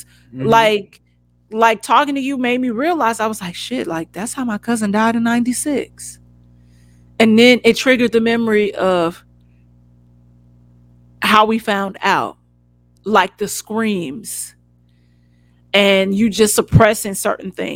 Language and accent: English; United States; moved away as an adult; now in Los Angeles, United States; we grew up on the West Side